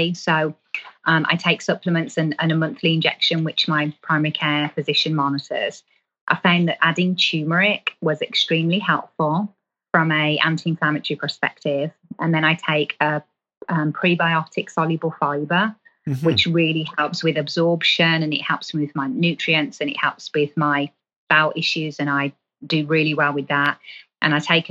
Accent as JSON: {"language": "English", "region": "England", "country": "United Kingdom", "said": "I'm from England"}